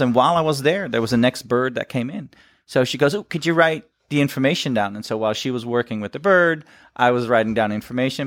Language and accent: English; Netherlands; moved away as an adult; now in United States; shows that I'm from Holland